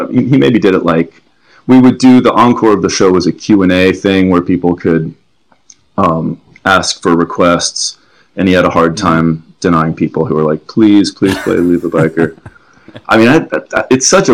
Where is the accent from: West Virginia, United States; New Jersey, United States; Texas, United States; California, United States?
California, United States; Los Angeles; also born or lived in New York City, New York / Coconut Grove, Florida; we moved out here when I was 11